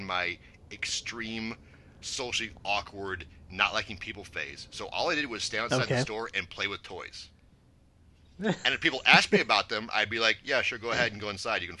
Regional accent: St. Louis, Missouri, United States; moved away; I moved away from St. Louis in 99.

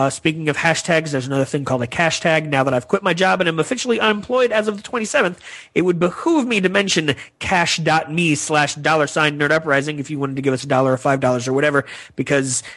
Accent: the South, United States; I'm from the South

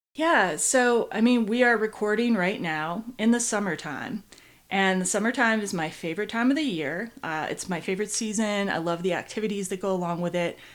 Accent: Midwest, United States; I come from the Midwest

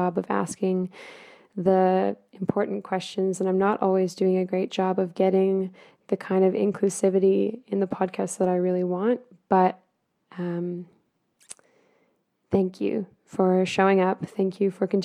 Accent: United States; moved away; being an American living overseas.

